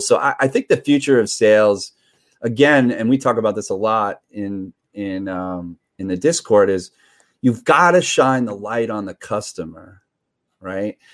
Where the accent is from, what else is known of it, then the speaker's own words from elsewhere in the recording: New York, United States; also born or lived in Redondo Beach; I'm from New York.